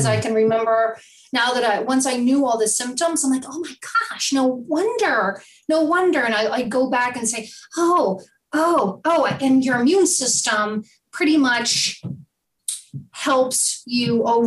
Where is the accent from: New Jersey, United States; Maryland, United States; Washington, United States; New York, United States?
New Jersey, United States; I was born and raised in New Jersey